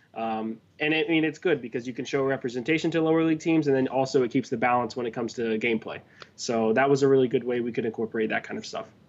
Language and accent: English; Miami, Florida, United States; I'm from South Florida. I'm a Miami guy